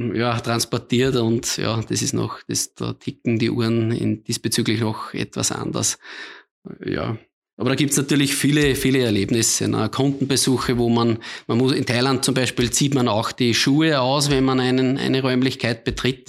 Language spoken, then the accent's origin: German; Austria; als Österreicher